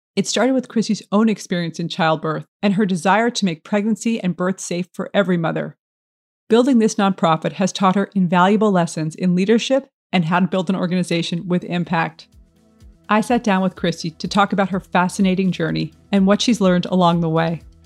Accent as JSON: {"language": "English", "town": "New York City", "region": "New York", "country": "United States", "tie": "born or raised there", "said": "a friend who I grew up with in Brooklyn"}